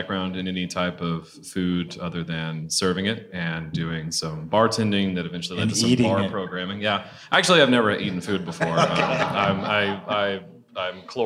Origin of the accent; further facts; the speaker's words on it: the South, United States; moved away; I'm from the South originally